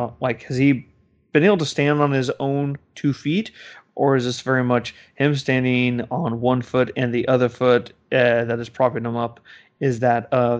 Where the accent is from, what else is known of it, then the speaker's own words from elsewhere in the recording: United States; I never hide the fact that I am American